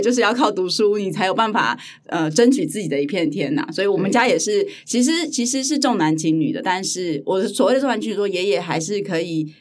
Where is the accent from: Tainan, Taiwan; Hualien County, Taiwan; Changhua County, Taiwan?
Hualien County, Taiwan; Hualien; 华联我的家乡，嗯哦，是哦。对，对，对，对，对，我是在华联长大的小孩